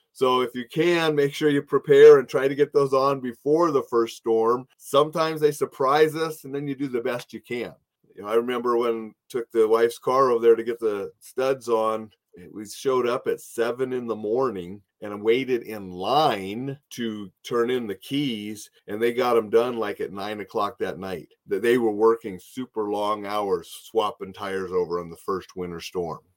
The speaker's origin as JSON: {"language": "English", "region": "Montana", "country": "United States", "moved": "yes", "said": "I was from Montana."}